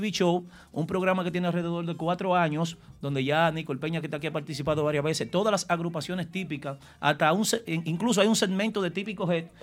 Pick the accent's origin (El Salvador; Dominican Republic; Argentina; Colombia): Dominican Republic; now in New York, United States; yo como dominicano, de lograr eh, colocarme dentro de, los comunicadores que representen la ciudad de Nueva York